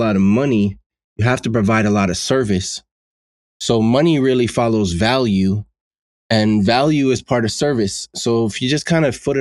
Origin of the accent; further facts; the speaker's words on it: New York City, New York, United States; also born or lived in Lawrence, Massachusetts; I grew up in Bensonhurst in the 80s and the 90s